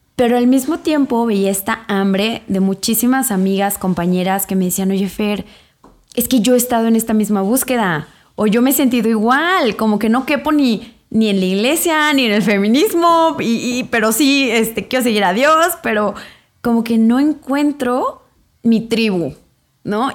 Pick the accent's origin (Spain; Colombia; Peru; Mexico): Mexico; Irapuato, Guanajuato; moved away as an adult; also born or lived in England; yo soy de Irapuato, Guanajuato